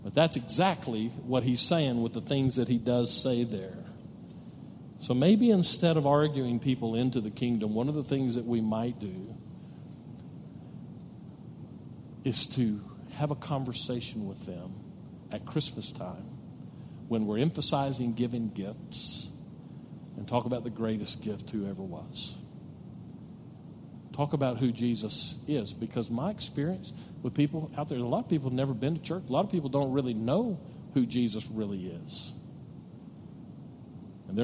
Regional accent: Odessa, Texas, United States; moved away as an adult; now in El Paso, United States; I lived in Odessa. We kind of used to call Odessa home. Now we call El Paso home. But my wife and I both graduated from Odessa High School.

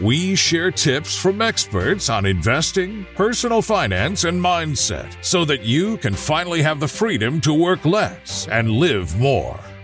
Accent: Canada; being Canadian

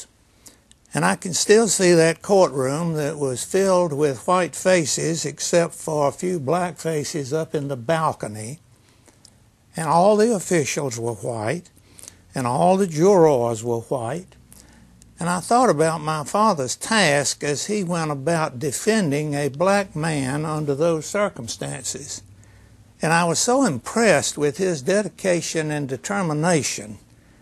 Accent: Lexington, North Carolina, United States; I grew up in Lexington, a small town, a population of about 10,000 back then

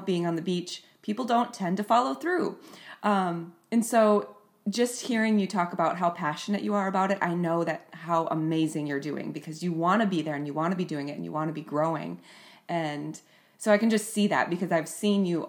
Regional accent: Minnesota, United States; now in Florida, United States; I grew up in Minnesota

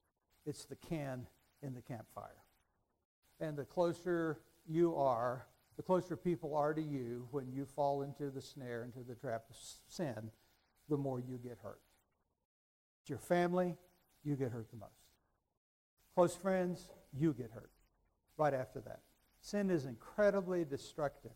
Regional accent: Raton, New Mexico, United States; moved away as an adult; from Raton, from where? 28 years old

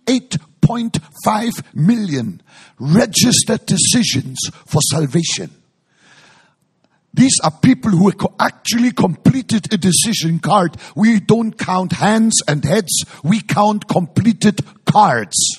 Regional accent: Hamburg, Germany; moved away; also born or lived in Frankfurt; I grew up in Hamburg and then I lived in Frankfurt

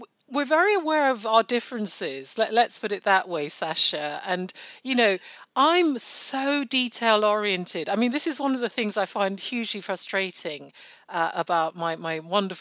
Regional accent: Nigeria; now in United Kingdom; I was born in Nigeria. I still speak Yoruba, one of our many, many Nigerian languages, fluently, and I'm very proud of that fact. I go back home regularly

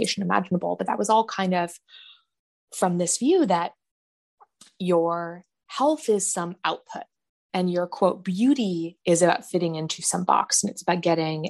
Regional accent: San Francisco Bay Area, California, United States; I grew up in the San Francisco Bay Area, out in California.

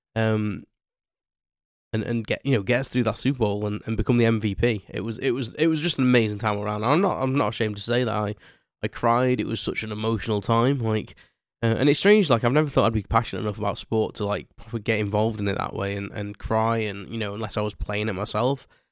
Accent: United Kingdom; me being, being British

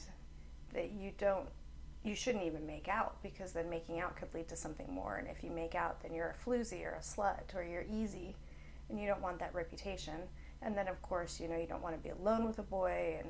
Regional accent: Provo, Utah, United States; moved away as an adult; also born or lived in Oklahoma; I was born and raised in Provo, Utah. Lived there until I was 20. Ooh, no, I was 21 when I moved to Oklahoma

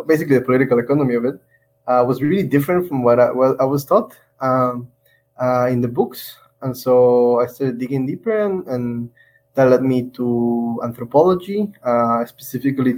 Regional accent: Guatemala; moved away as an adult; also born or lived in Taiwan; I'm originally from Guatemala. I went to Taiwan when I was 19 with a scholarship, and I was there for 6 years.

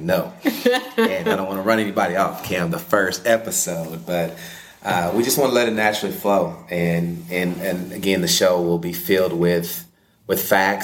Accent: Corsicana, Texas, United States; moved away as an adult; also born or lived in Abilene, Texas; now in Los Angeles, United States; I am from Corsicana, Texas, which is about 45 miles south of Dallas. And as you would say, a country boy

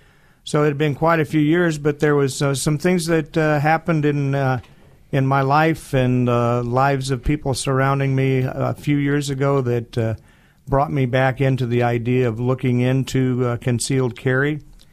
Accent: Boise, Idaho, United States; Well, I was raised as an Air Force brat. My father was in the Air Force, a career man. And he ended up retiring here in the Boise area. So I went to school in Boise High

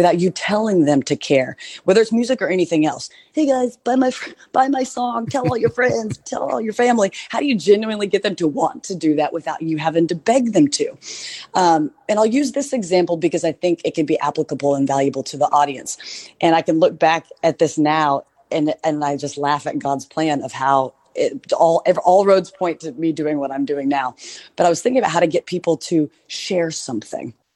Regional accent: Oklahoma, United States; now in Nashville, United States; my hometown back in Oklahoma

